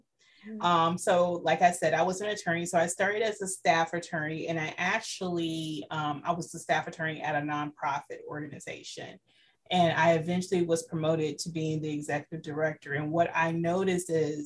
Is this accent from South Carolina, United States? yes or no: yes; South Carolina, United States; moved away as an adult; now in Central Florida, United States; I am originally from South Carolina, moved to Florida to go to law school